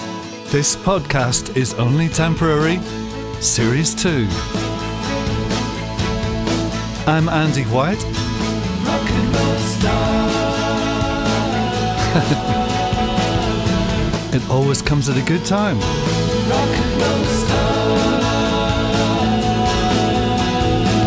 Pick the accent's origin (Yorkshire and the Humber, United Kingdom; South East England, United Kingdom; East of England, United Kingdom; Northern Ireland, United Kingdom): Northern Ireland, United Kingdom; Belfast